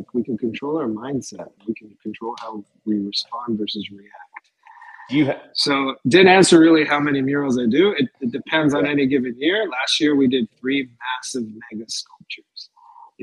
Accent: Los Angeles, California, United States; it's in LA, it's in my hometown where I'm born, raised.

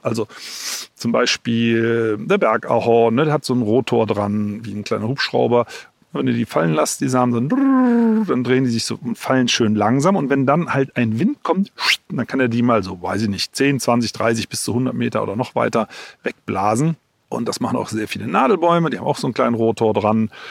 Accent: Germany; bei uns in Deutschland

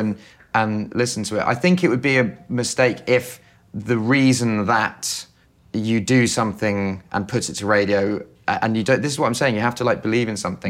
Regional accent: England, United Kingdom; I'm, I'm English

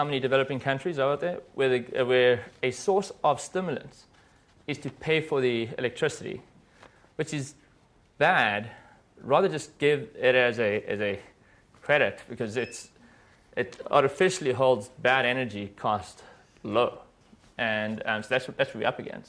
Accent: South Africa; I'm from South Africa

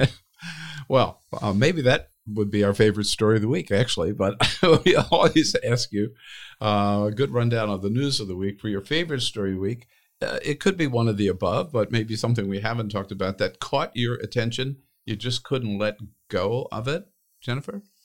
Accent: California, United States; moved away; as a Californian

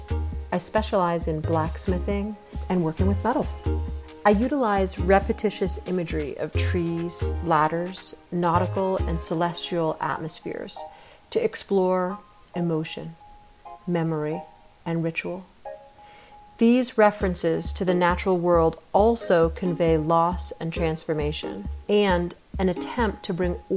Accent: rural New Hampshire, United States; moved away as an adult; also born or lived in Boston, Massachusetts / New York City; now in Atlanta, United States; My family was from New York City, but I grew up in rural New Hampshire

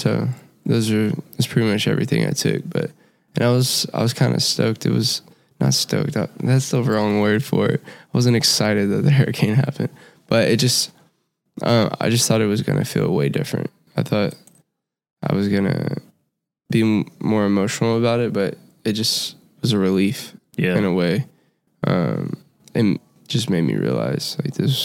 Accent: Houston, Texas, United States; I'm from Houston, Texas

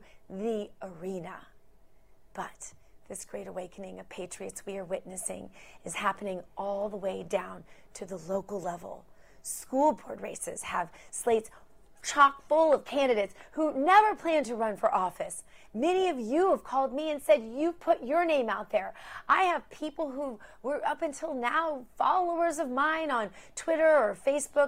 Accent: Missouri, United States; my home state of Missouri

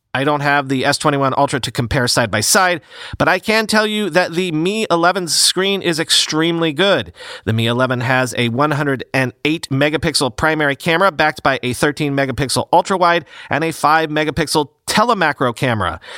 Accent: United States; an American

